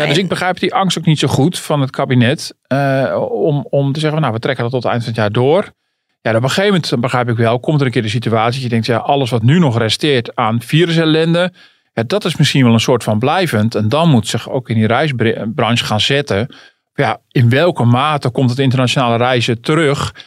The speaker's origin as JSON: {"language": "Dutch", "country": "Netherlands", "said": "ik ben toch een Hollander"}